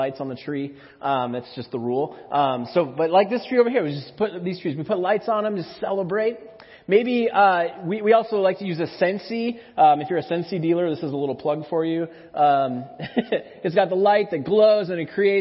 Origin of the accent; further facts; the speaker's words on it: Minnesota, United States; moved away; also born or lived in McPherson; When I was a kid, growing up in Minnesota